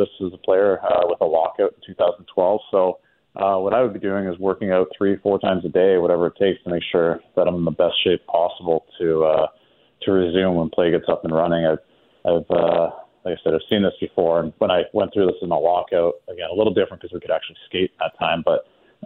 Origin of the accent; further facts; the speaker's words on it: Canada; now in South Florida, United States; my home country of Canada